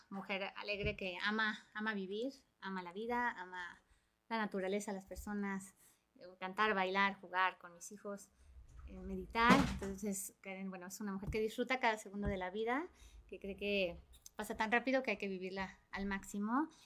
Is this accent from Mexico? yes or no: yes; Aguascalientes, Mexico; moved away as an adult; now in Cuernavaca, Mexico; yo soy originaria de Aguascalientes, aunque ya radico aquí en Cuernavaca hace ya para 14 años